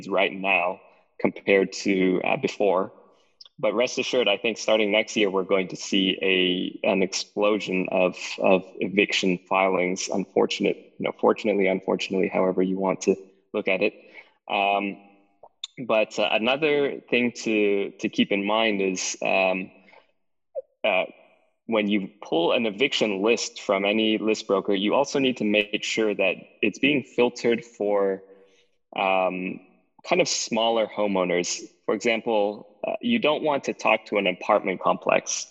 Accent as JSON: {"language": "English", "region": "Texas", "country": "United States", "said": "I'm from Texas"}